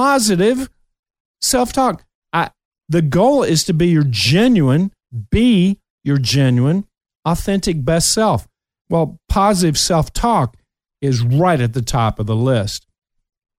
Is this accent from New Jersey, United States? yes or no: no; Kentucky, United States; moved away; I'm still a hillbilly from Kentucky, and I'm very proud of it